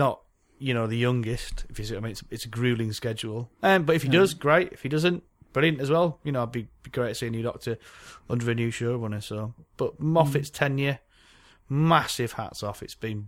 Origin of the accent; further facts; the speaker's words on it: United Kingdom; we're British